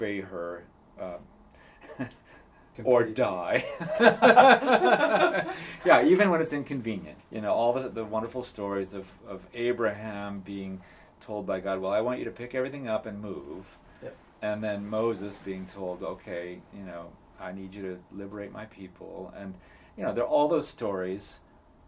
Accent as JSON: {"language": "English", "country": "Japan", "tie": "born or raised there", "also_born_or_lived": "Boston, United States / Portland, Oregon, United States", "moved": "yes", "said": "having been raised in Japan"}